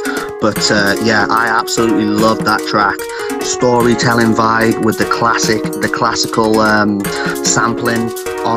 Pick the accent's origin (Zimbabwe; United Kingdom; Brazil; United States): United Kingdom; I'm a white boy from the UK